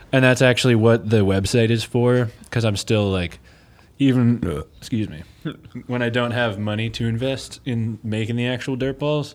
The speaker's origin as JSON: {"language": "English", "area": "Chesapeake Bay area", "region": "Maryland", "country": "United States", "moved": "yes", "lives_now": "Eugene, United States", "said": "I'm from the Chesapeake Bay area"}